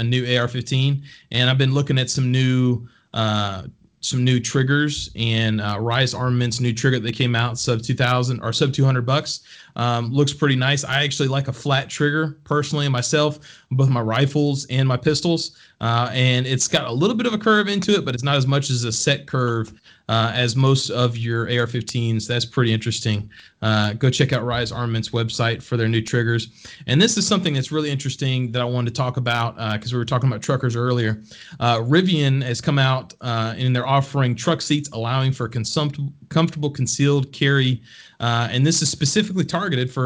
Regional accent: Texas, United States; moved away; I'm proudly from Texas originally. That's where all my family's from.

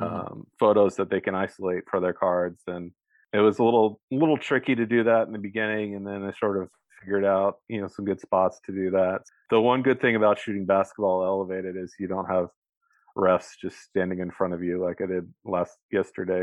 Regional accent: Bay Area, California, United States; I grew up in the Bay Area

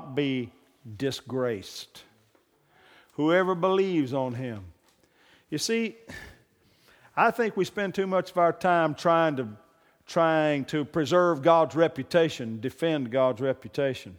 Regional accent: Oklahoma, United States; I'm from Oklahoma

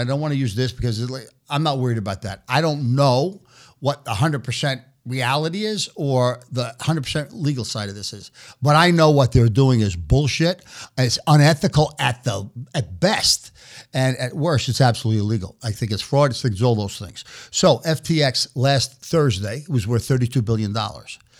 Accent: New York City, New York, United States; moved away as an adult; also born or lived in Omaha; now in New York City, United States; I was born and raised in New York City

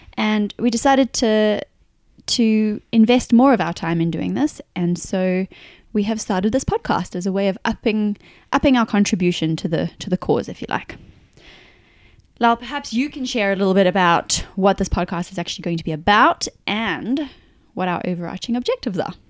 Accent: South Africa; moved away as an adult; also born or lived in New Zealand / United Kingdom; now in Australia; We're originally from South Africa, but we now call Australia home.

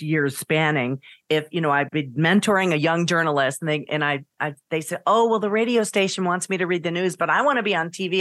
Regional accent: Niagara Falls, New York, United States; now in St. Louis, United States; I am a native New Yorker, upstate New York. Niagara Falls. I was born in Niagara Falls, New York.

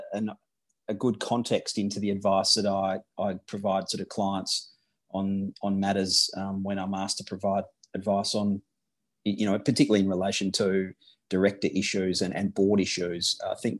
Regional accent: Western Australia, Australia; I grew up in Western Australia

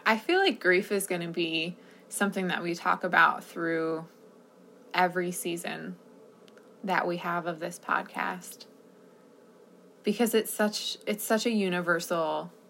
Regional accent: New Jersey, United States; I'm originally from New Jersey, so I call myself a Jersey girl still.

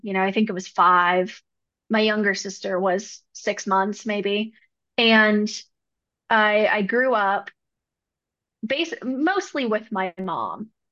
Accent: Arcata, California, United States; also born or lived in New Mexico; now in Denver, United States; I grew up in Northern California, up in the Redwoods near Oregon, little place called Arcata, California.

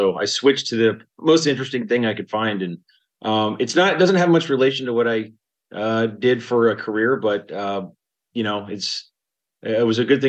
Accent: Atlanta, Georgia, United States; also born or lived in Colorado; now in Kyiv, Ukraine; So I grew up in Atlanta, in Georgia. My family's from Alabama and Atlanta, and I came to Colorado in about 1995, just before the Broncos' first victory over the Green Bay Packers.

